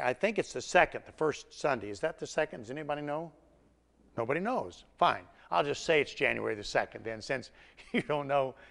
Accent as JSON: {"language": "English", "region": "Tennessee", "country": "United States", "said": "I'm from Tennessee"}